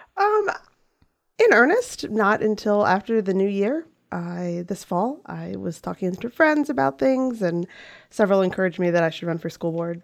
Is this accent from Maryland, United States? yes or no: yes; Western Frederick County, Maryland, United States; I am from Western, uh, Frederick County, Mountain area specifically